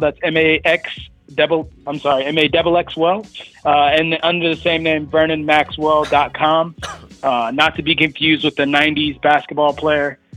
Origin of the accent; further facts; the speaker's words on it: Oviedo, Florida, United States; also born or lived in Orlando, Florida; I'm from Oviedo, Florida, via Orlando, right? So right. like I where I grew up, there was chickens walking around